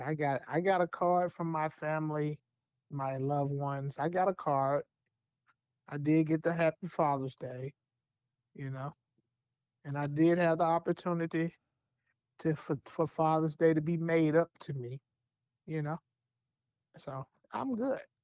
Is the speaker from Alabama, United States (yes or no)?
yes; Alabama, United States; I'm from Alabama